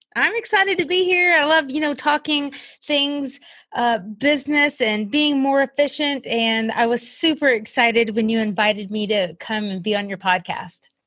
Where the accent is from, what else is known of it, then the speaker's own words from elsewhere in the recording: South Carolina, United States; moved away as an adult; also born or lived in Kentucky; we ended up moving in two thousand fourteen to my hometown of South Carolina